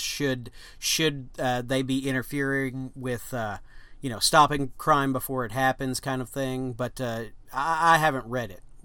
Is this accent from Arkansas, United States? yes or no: yes; Arkansas, United States; We we're from Arkansas